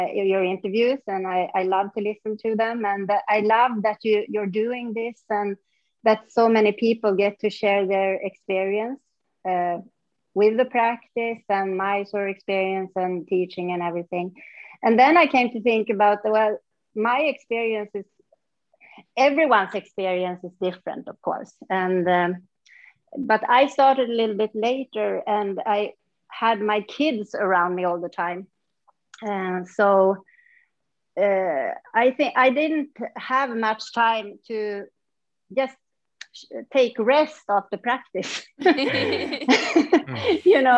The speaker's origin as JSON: {"language": "English", "area": "north part of Sweden", "region": "northern Sweden", "country": "Sweden", "tie": "born or raised there", "also_born_or_lived": "Stockholm, Sweden", "moved": "as an adult", "lives_now": "Mysore, India", "said": "I moved away from my small town where I grew up, and then I came back 14 years later when I was a mom."}